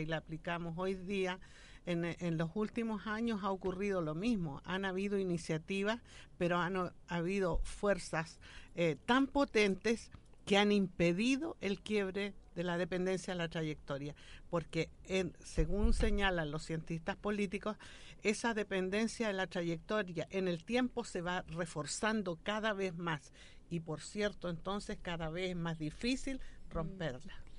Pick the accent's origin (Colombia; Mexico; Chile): Chile; Nosotros somos un país absolutamente mestizo